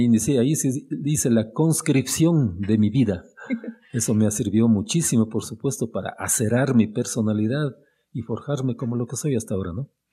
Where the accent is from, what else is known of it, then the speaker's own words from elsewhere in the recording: Imbabura, Ecuador; also born or lived in Quito, Ecuador / Ambato, Ecuador; yo no dudé un solo instante en regresar a mi tierra